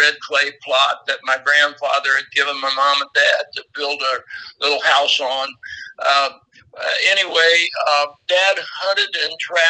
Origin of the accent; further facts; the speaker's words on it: White County, southeastern Illinois, United States; I grew up in the Southern Hill section of White County.